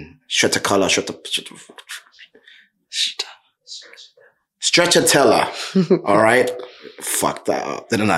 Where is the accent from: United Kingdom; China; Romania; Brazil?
United Kingdom; London; I'm a Londoner through and through, first and foremost